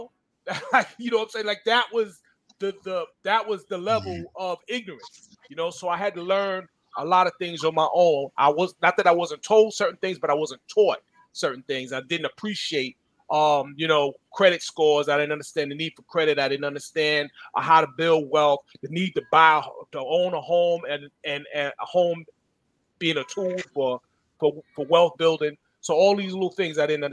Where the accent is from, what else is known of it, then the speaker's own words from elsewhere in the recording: Freeport, New York, United States; my hometown of Freeport on the Nautical Mile